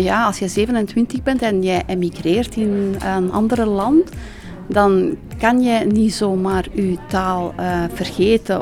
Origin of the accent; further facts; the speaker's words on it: Kosovo; first language Albanian; Dutch is a second language; moved away as an adult; now in Belgium; Ik was 27 toen ik in België kwam. Dus ik heb mijn lagere school, middelbare studies in Kosovo afgerond